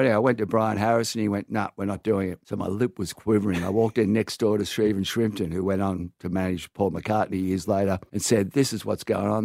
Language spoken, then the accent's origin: English; Sydney, New South Wales, Australia; born or raised there